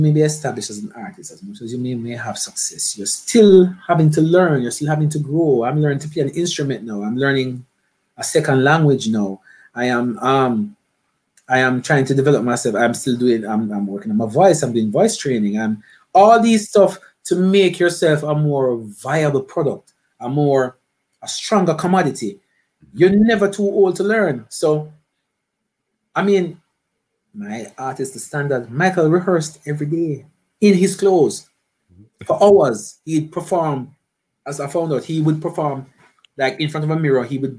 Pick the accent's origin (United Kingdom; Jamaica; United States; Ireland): Jamaica; I'm a artist. I come from Jamaica and I do everything.